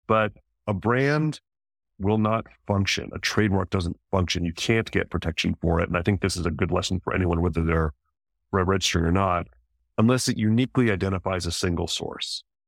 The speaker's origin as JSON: {"language": "English", "region": "New Mexico", "country": "United States", "tie": "born or raised there", "said": "I grew up in New Mexico"}